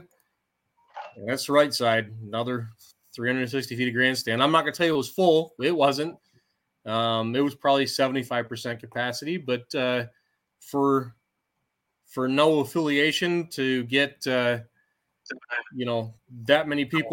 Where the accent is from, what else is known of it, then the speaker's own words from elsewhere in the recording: Armada, Michigan, United States; it's my hometown fair